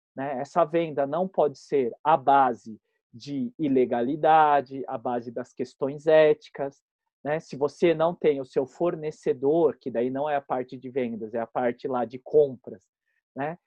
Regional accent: Botucatu, São Paulo, Brazil; moved away as an adult; now in São Paulo, Brazil; eu sou do interior, né? Eu sou de Botucatu. E lá em Botucatu a gente tinha uma vida muito livre

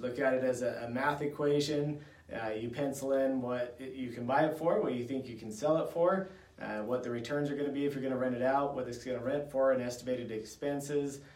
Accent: Idaho, United States; I grew up here in Idaho, and I love it here

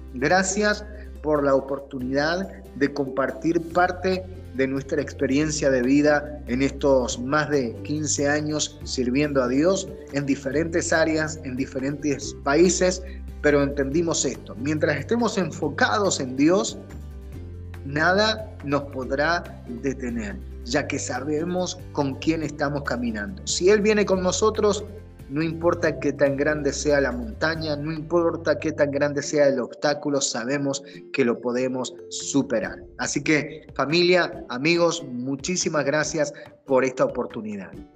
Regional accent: Argentina; now in United States; como decimos en Argentina

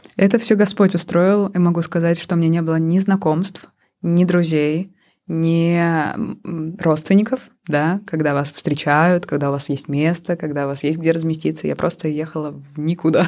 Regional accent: Pushkino, Moscow Oblast, Russia; moved away as an adult; now in Helsinki, Finland; я родилась в маленьком подмосковном городке э, Пушкина

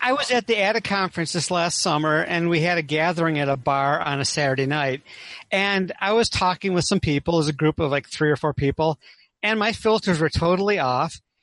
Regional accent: Saline, Michigan, United States; I'm from Saline, Michigan, outside of Ann Arbor

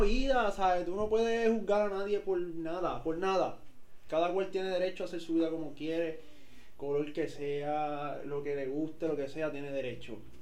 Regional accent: Puerto Rico; somos puertorriqueños

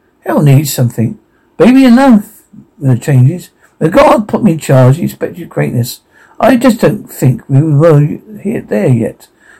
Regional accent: New Jersey, United States; I'm from New Jersey.

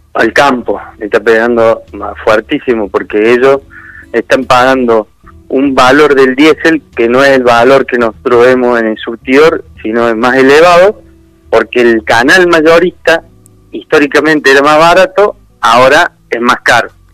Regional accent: Argentina; nosotros como argentinos

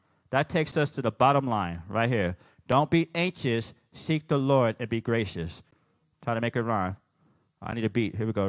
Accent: New York, United States; I'm not Italian, I'm Puerto Rican. But yeah, we kind of look alike because we're both from New York.

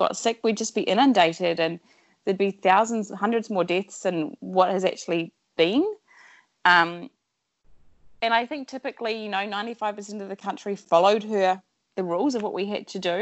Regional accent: New Zealand; moved away as an adult; also born or lived in Sydney / Washington, D.C. / Jakarta; I'm originally from New Zealand, born and bred

